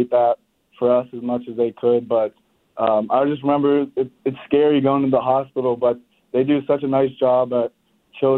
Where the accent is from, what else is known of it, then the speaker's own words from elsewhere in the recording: Pittsburgh, Pennsylvania, United States; growing up in Pittsburgh